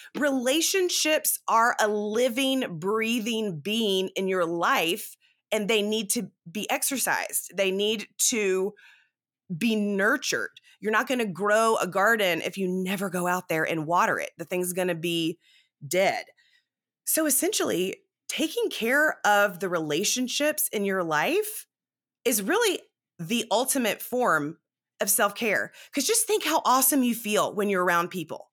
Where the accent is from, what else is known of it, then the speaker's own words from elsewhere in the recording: South Carolina, United States; also born or lived in Dallas, Texas; now in Texas, United States; I am from South Carolina